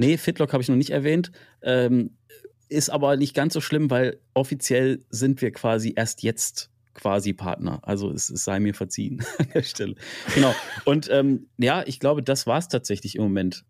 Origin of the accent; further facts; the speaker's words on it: Freiburg, Baden-Württemberg, Germany; ich komme ursprünglich aus Freiburg